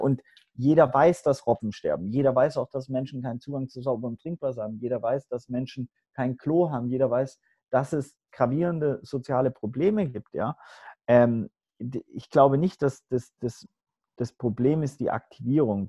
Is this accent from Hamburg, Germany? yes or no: yes; Hamburg, Germany; moved away as an adult; also born or lived in Swabia / Los Angeles; ich bin äh, ein Weltenbürger geboren im Schwabenländle, sozialisiert ähm, auf St. Pauli, dann nach Los Angeles gezogen